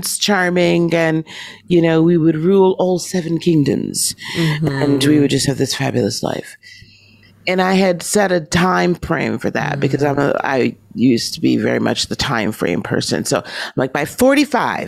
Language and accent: English; Wisconsin, United States; also born or lived in Chicago; I'm from Wisconsin